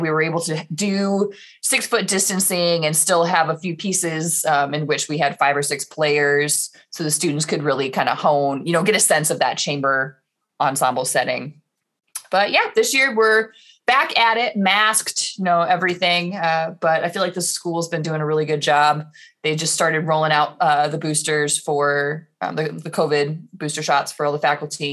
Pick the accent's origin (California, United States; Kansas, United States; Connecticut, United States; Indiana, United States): Indiana, United States; Indianapolis; moved away as an adult; also born or lived in Rochester, New York; now in Omaha, United States; I was back in Indiana for a year. That's where I grew up, west side of Indianapolis.